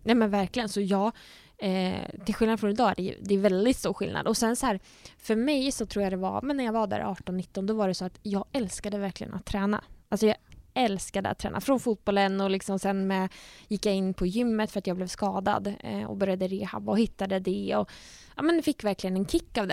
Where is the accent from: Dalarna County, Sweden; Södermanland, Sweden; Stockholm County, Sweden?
Södermanland, Sweden; Nyköping; moved away as an adult; now in Gothenburg, Sweden; jag fick jobb hemma i Nyköping på sjukhuset då som dietist